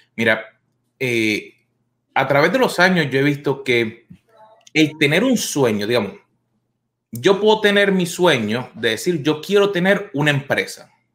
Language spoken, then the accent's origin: Spanish; Puerto Rico; moved away as an adult; now in United States; Yo llevo acá en los Estados Unidos unos veintitantos años y uno de mis sueños que yo tenía cuando yo vivía en mi país, en Puerto Rico, era venir a los Estados Unidos.